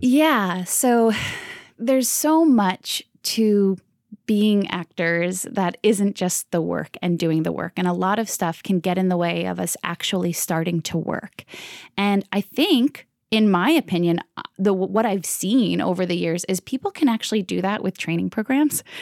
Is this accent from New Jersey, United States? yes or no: yes; Bayville, New Jersey, United States; now in Manhattan, United States; I'm originally from New Jersey, Jersey Strong, the Jersey Shore, actually, a little town called Bayville.